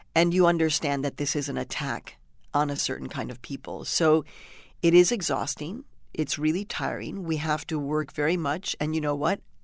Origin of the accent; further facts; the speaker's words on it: Chicago, Illinois, United States; also born or lived in Mexico / New York City; now in New York, United States; I was born in Mexico, but I was raised in Chicago